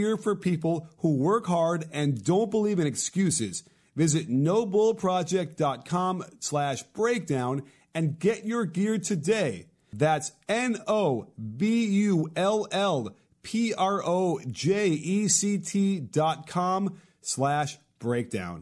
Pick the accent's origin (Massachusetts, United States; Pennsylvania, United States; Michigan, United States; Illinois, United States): Illinois, United States; Chicago; now in Los Angeles, United States; I grew up in Chicago